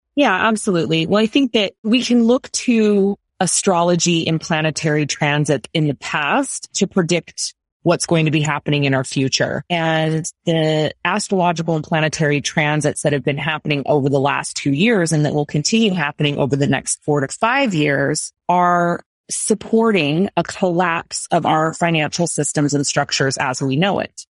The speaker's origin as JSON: {"language": "English", "country": "United States", "said": "I'm American"}